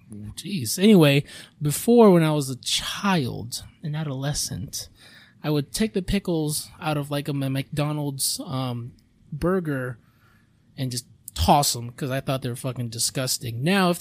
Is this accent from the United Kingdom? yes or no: no; Philippines; I mean, if I'm me being Filipino, if I had like a thing of rice